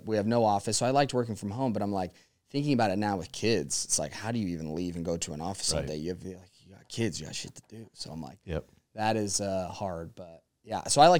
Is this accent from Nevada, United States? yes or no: yes; Las Vegas, Nevada, United States; But I was like, yeah, I was just born and bred in Vegas.